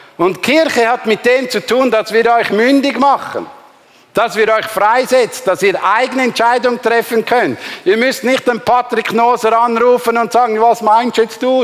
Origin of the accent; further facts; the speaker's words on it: Glarus, Switzerland; moved away; ich bin ein Glarner